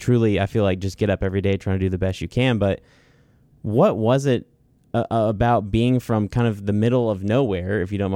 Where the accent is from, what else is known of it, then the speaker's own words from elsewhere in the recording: Cleveland, Mississippi, United States; I'm from Cleveland, Mississippi. Like, this, this is it for me.